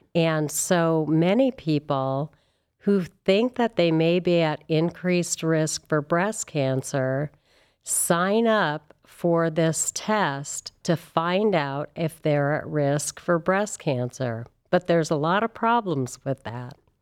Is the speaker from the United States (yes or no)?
yes; California, United States; moved away as an adult; also born or lived in Santa Barbara / San Francisco; now in Cleveland, United States; I am from California